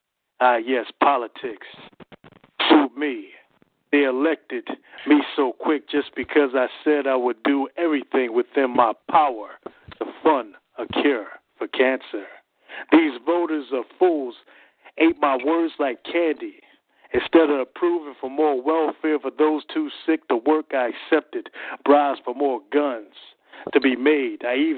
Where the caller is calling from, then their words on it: Philadelphia, Pennsylvania, United States; I'm calling from Philadelphia, Pennsylvania.